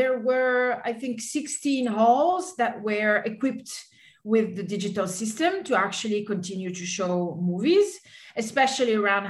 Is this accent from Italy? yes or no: yes; Italy; I come from Italy and we do have a lot of attachment for the cinema